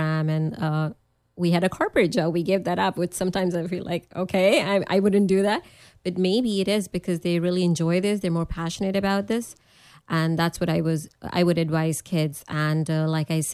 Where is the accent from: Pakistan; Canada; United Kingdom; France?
Pakistan; moved away as an adult; also born or lived in New York / Nebraska; now in United States; I was coming from Pakistan.